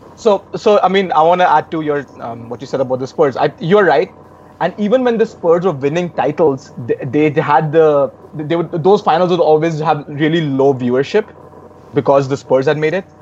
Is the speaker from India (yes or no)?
yes; India; me as an Indian NBA watcher